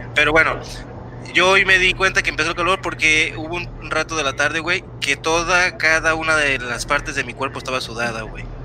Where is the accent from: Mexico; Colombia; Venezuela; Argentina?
Mexico; te das cuenta lo que vale como mexicano